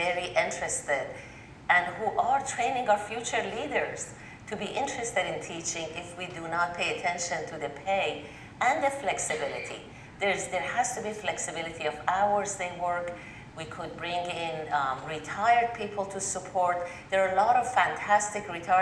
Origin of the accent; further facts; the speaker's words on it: Tehran, Tehran Province, Iran; now in North Carolina, United States; I grew up in Tehran, Iran